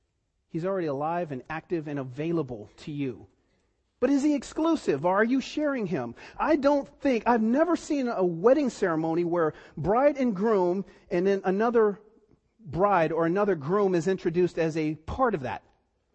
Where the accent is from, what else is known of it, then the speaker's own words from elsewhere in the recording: East Cleveland, Ohio, United States; I grew up in East Cleveland, and, you know, it was a time when, you know, I didn't grow up with my dad